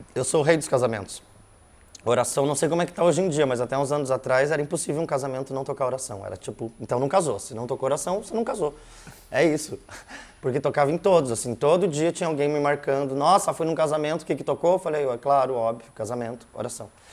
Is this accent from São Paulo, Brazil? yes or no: no; Curitiba, Paraná, Brazil; also born or lived in Brasília; Então eu vim bem pequeno para cá, né? Minha irmã já era maiorzinha, mas eu vim com um ano e pouquinho para cá. E aí, né, dentro de uma família curitibana mesmo, então digo que sim, nasci em Brasília, mas de fato eu sou curitibano